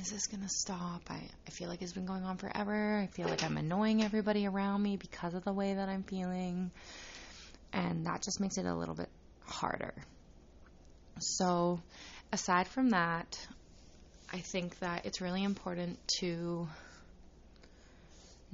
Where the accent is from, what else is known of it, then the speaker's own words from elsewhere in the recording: Saskatchewan, Canada; I was born and raised in Saskatchewan, Canada